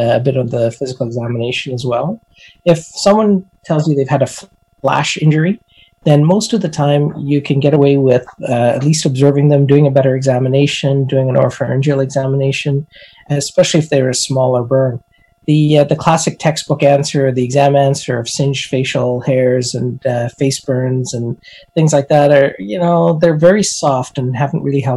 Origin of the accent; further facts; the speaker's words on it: Alberta, Canada; I'm from Alberta, And as an Albertan, we like to barbecue, even in the middle of winter